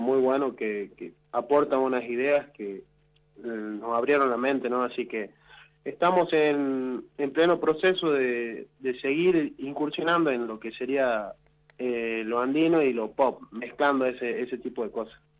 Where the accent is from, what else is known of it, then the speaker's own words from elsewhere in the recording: Salta, Argentina; nosotros en realidad somos de Salta